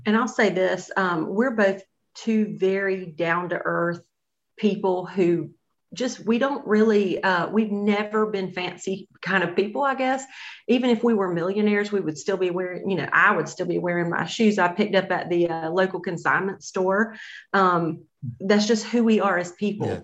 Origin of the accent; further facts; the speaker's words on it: Greenville, South Carolina, United States; we're both from Greenville.